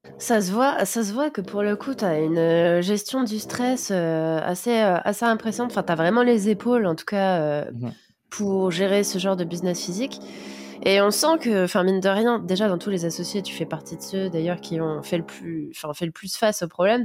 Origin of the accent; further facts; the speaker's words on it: France; moved away as an adult; now in Sofia, Bulgaria; en tant que Français